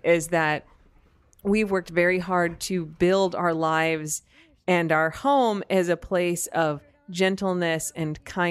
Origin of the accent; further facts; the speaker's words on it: United States; an American